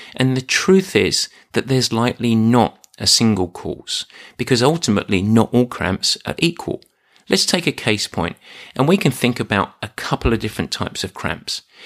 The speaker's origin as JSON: {"language": "English", "region": "England", "country": "United Kingdom", "said": "I'm English."}